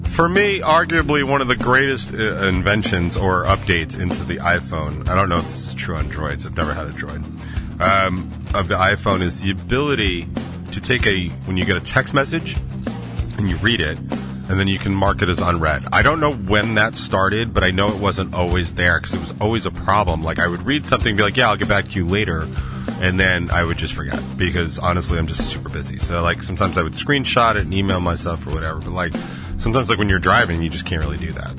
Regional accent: the South, United States; now I'm from the South

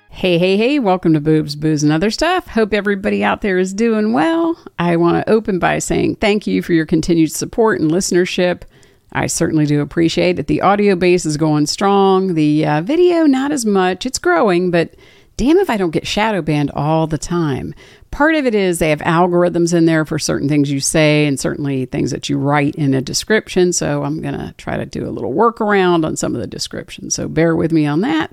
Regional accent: Washington, District of Columbia, United States; moved away; My old stomping grounds, my hometown, Washington, D C

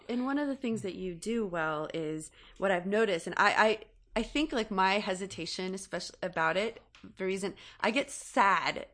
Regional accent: California, United States; growing up in California and being educated about earthquakes my entire life

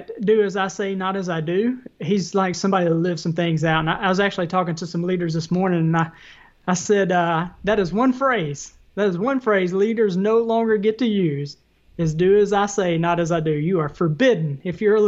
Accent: the South, United States; accent: Southern; my Southern accent.

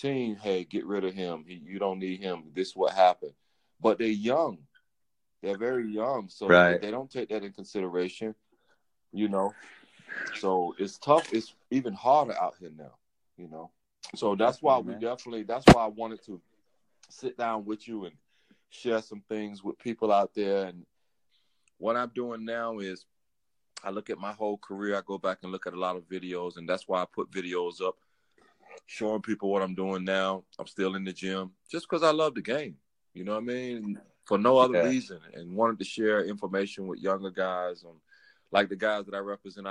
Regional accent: Elizabeth City, North Carolina, United States; I'm from Elizabeth City. I grew up in Elizabeth City

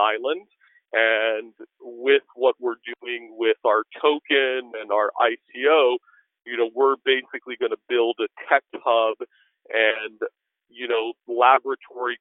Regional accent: Washington, District of Columbia, United States; I grew up in Washington, D.C.

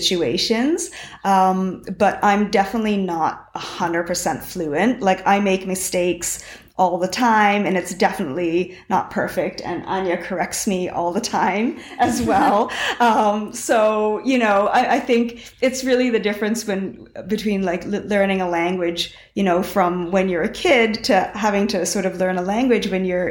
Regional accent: Canada; moved away as an adult; now in Sweden; As a Canadian

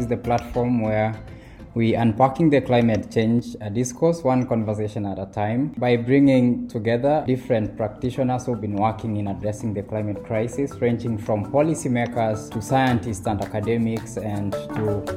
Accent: Kenya; I come from Kenya

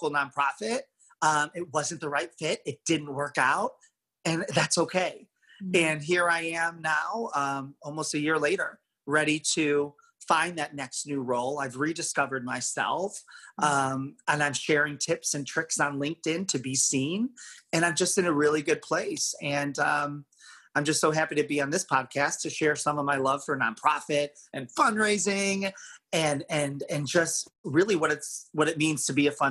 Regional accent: Chicago, Illinois, United States; also born or lived in Bowling Green, Kentucky; I'm from Chicago, Illinois

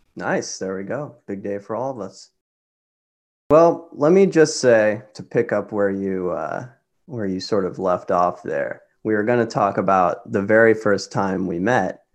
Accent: Lawrence, Kansas, United States; moved away as an adult; also born or lived in New York; I grew up in Lawrence, Kansas. I spent the first eighteen years of my life there

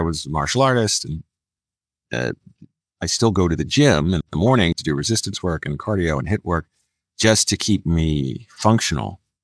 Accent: Philadelphia, Pennsylvania, United States; moved away; I'm a Philadelphia boy, born and raised in Philadelphia

